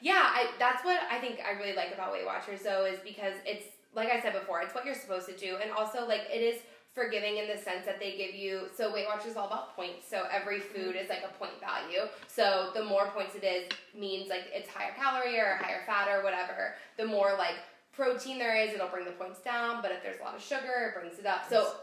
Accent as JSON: {"language": "English", "town": "Cincinnati", "region": "Ohio", "country": "United States", "tie": "born or raised there", "said": "I grew up in Cincinnati"}